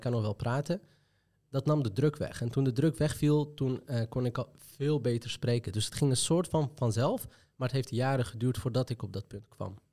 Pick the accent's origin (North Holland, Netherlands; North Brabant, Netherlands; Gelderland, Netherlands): North Holland, Netherlands; Amsterdam; accent: Moroccan-influenced; omdat ik uit Nieuw-West kom en een Marokkaanse achtergrond heb, heb ik een harde